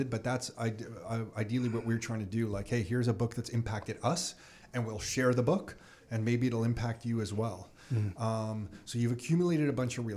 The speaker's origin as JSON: {"language": "English", "country": "Canada", "said": "as a Canadian"}